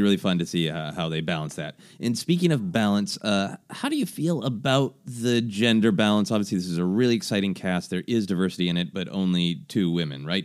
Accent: Minneapolis, Minnesota, United States; at the Guthrie in my hometown of Minneapolis

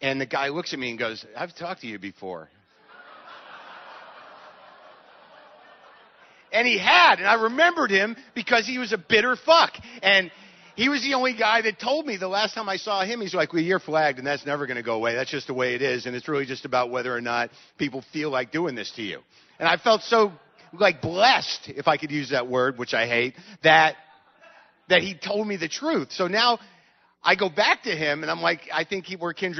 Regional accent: United States; I'm an American

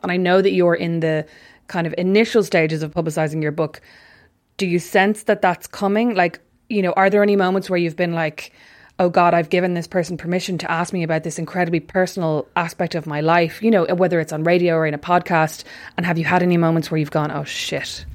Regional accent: Ireland; being Irish

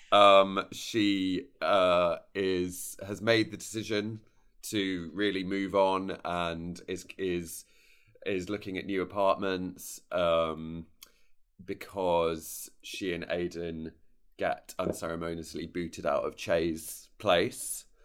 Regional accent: United Kingdom; I'm so British

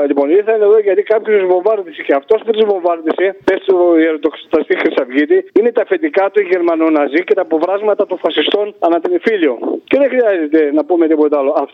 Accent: Central Greece, Greece; now in Lasithi, Greece; Και εγώ εδώ πέρα με, είπαμε την άλλη φορά ότι είμαι στο Λασίθι, από Εύβοια

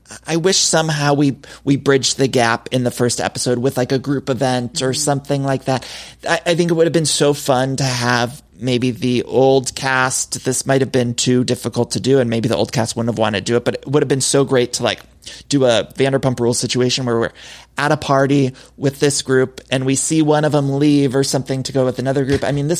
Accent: Ohio, United States; moved away as an adult; now in Los Angeles, United States; I'm from Ohio.

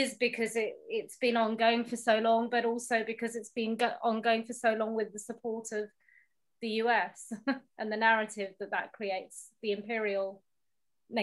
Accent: United Kingdom; being British Pakistani, growing up with a love for the royal family

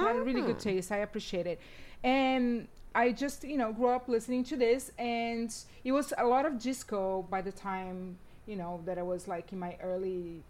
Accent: São Paulo, Brazil; moved away; also born or lived in Bauru, Brazil; I grew up in São Paulo, but I was born in the countryside in a city called Bauru

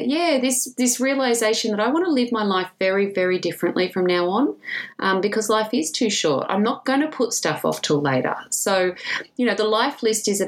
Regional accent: Williamstown, Victoria, Australia; also born or lived in England; I grew up in Williamstown

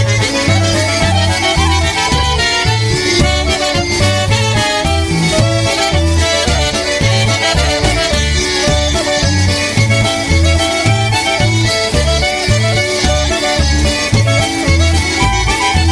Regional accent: Port Jefferson, New York, United States; I grew up on Eastern Long Island, so in the middle of the island around Port Jeff area where the ferry came

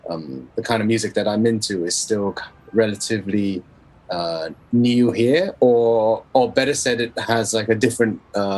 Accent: Hong Kong; moved away; also born or lived in Berlin, Germany / Europe; I'm from Hong Kong

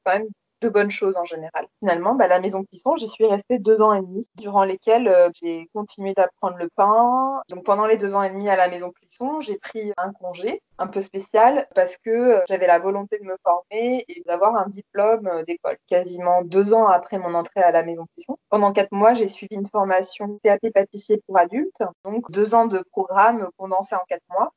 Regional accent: between Bordeaux and Toulouse, south of France, France; moved away as an adult; also born or lived in Normandy / Paris; now in London, United Kingdom; je suis née en Normandie, mais j'ai grandi essentiellement euh, dans le sud de la France, euh, entre Bordeaux et Toulouse.

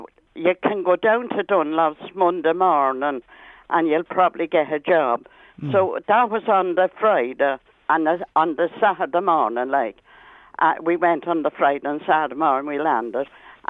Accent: Ireland; moved away; I'm from Bowmean Bog

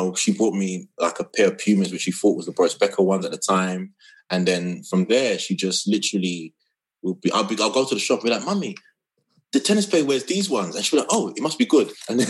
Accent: London, United Kingdom; also born or lived in Enfield / Ghana (heritage); I'm from North London. My office is I grew up in Tottenham.

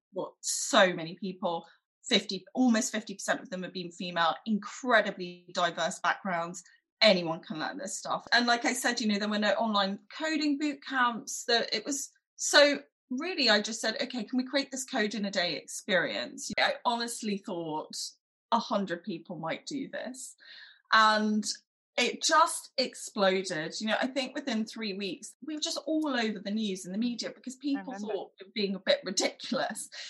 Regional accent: London, United Kingdom; I grew up in London. I went to primary school in East Finchley

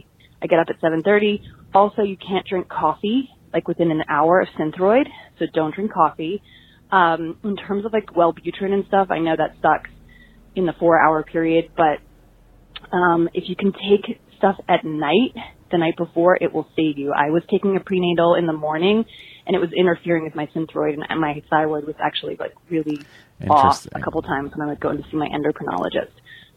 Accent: Boston, Massachusetts, United States; I'm from Boston.

